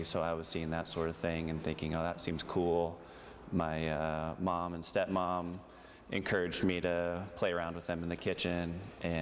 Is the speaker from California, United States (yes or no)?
yes; Aptos, California, United States; moved away as an adult; also born or lived in San Diego, California; now in Oregon, United States; I grew up in Santa Cruz, California, just south of there, a little town named Aptos